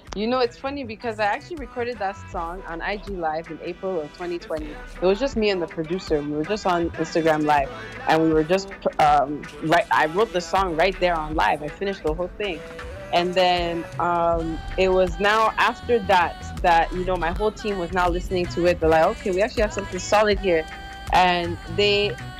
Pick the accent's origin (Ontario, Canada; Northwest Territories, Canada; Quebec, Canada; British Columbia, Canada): Quebec, Canada; Montreal; I was born in Canada in Montreal um, and raised here my entire life.